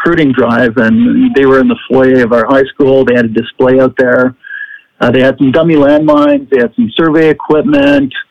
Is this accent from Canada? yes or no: yes; Ottawa, Ontario, Canada; I grew up in a city called Ottawa. Ottawa is in the province of Ontario.